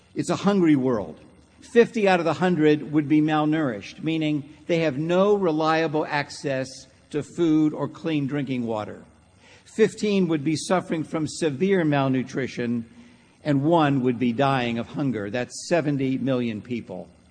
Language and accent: English; Pittsburgh, Pennsylvania, United States; growing up in Pittsburgh, Pennsylvania